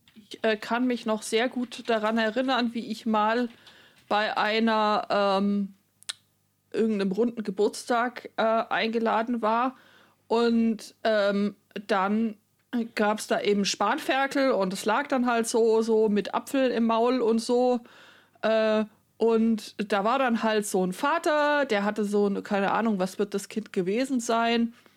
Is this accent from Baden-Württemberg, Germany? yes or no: yes; Baden-Württemberg, Germany; now in Bavaria, Germany; dass ich jetzt irgendwie insgesamt länger in Bayern lebe als in Baden-Württemberg, mich aber trotzdem nur so mittel angesprochen fühl, äh, äh, wenn irgendjemand sagt, ja, ihr Bayern.